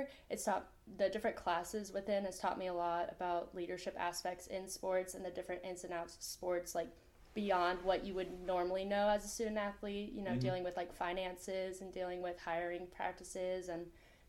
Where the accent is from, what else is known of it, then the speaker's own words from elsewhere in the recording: St. Augustine, Florida, United States; moved away as an adult; now in Wingate, United States; I'm from St. Augustine, Florida, okay. Which is like 6.5 hours from here.